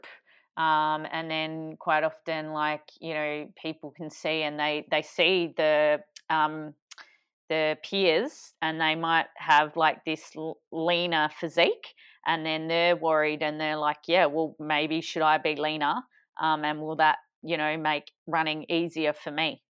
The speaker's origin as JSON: {"language": "English", "town": "Adelaide", "region": "South Australia", "country": "Australia", "tie": "born or raised there", "said": "the beautiful city of Adelaide in South Australia, which is my hometown"}